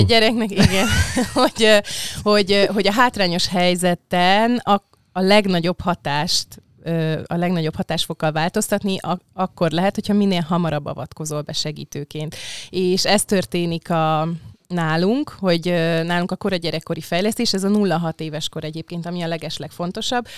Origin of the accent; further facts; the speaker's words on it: Budapest, Hungary; én olyannyira budapesti vagyok, meg Csepeli, hogy a nagyszüleim is Csepelen voltak a Tős gyerekkoromban